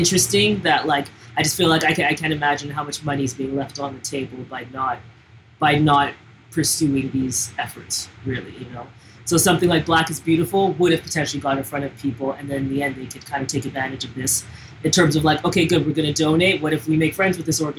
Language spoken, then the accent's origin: English; Toronto, Ontario, Canada; now in Montreal, Canada; we're Anglos from Toronto